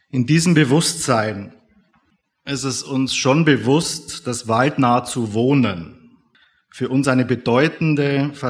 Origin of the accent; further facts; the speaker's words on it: Tirschenreuth, Bavaria, Germany; born there; Wir sind gebürtig in Tirschenreuth, sowohl mhm. mein Bruder als auch ich.